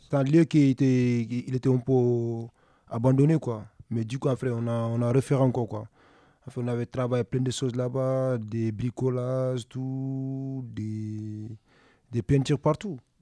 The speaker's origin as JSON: {"language": "French", "region": "Dakar", "country": "Senegal", "moved": "yes", "lives_now": "France", "said": "je viens du Sénégal, plus précisément Dakar"}